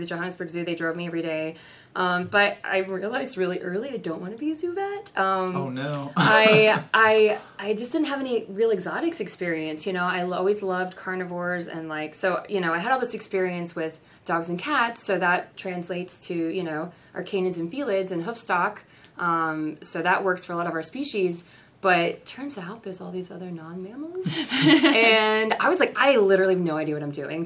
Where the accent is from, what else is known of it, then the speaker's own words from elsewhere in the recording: Kansas City, Missouri, United States; moved away; I'm from Kansas City